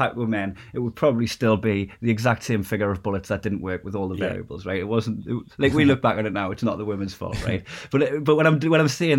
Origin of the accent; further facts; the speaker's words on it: Newcastle upon Tyne, North East England, United Kingdom; my hometown, it would, like in Newcastle